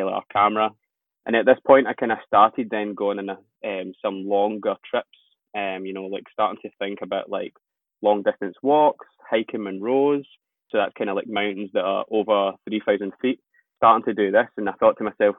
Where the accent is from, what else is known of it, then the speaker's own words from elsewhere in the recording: Scotland, United Kingdom; growing up in Scotland